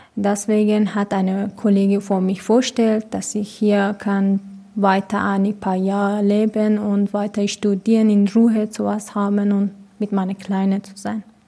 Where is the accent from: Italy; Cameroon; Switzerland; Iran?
Iran; German is a second language; now in Munich, Germany; ich komme aus dem Iran